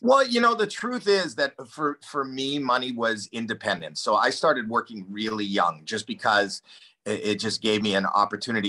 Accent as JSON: {"language": "English", "town": "Toronto", "region": "Ontario", "country": "Canada", "tie": "born or raised there", "said": "I grew up in Toronto, so there's winter"}